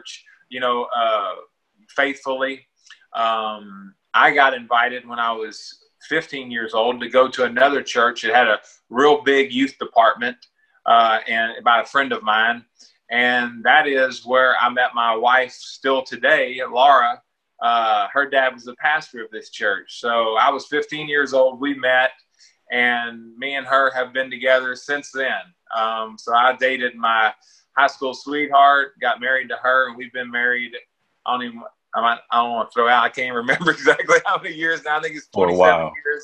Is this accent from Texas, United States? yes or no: yes; Deer Park, Texas, United States; also born or lived in Baton Rouge, Louisiana; When I was in fourth grade, we moved to Houston, to Deer Park